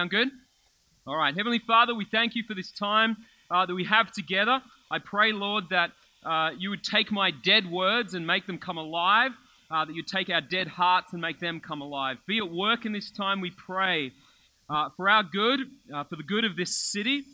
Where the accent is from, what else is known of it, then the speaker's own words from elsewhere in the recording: Melbourne, Victoria, Australia; I grew up in Melbourne, lived in Melbourne my whole life